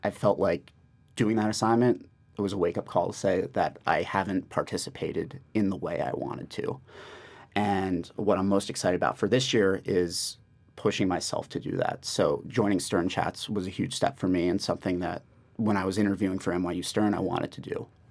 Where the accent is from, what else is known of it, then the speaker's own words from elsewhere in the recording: New York, United States; I'm from New York, born and raised.